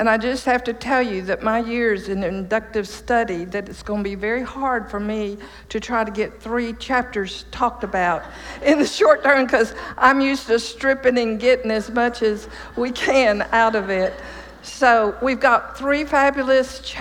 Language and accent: English; East Texas, United States; also born or lived in Chicago, Illinois; I moved to Texas in 1949 from Chicago to my daddy's dairy farm in East Texas